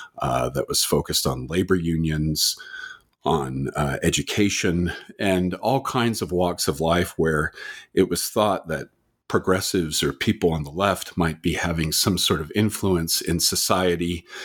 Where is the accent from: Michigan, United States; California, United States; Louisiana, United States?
California, United States; also born or lived in Canada / Utah; now in Waterloo, Canada; And even though I was born in Canada, I was actually raised in the United States, in California and in Utah.